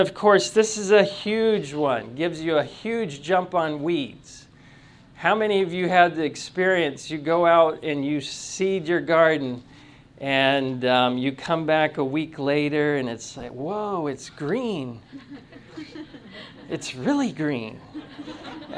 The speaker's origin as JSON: {"language": "English", "region": "Tennessee", "country": "United States", "said": "I'm from Tennessee"}